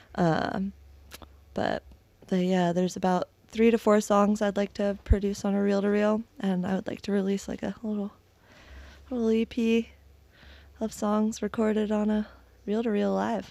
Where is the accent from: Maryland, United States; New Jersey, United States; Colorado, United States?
Maryland, United States; moved away as an adult; also born or lived in Delray Beach, Florida; now in Jacksonville, United States; I'm from Maryland originally